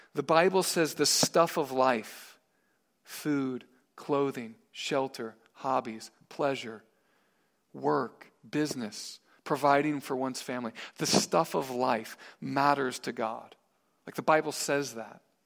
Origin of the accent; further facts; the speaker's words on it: Missouri, United States; I'm from Missouri